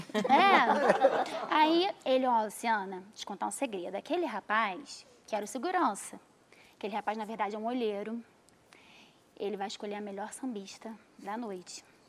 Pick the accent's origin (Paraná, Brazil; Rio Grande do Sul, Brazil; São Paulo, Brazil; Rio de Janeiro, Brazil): Rio de Janeiro, Brazil; Niterói; Eu sou de Niterói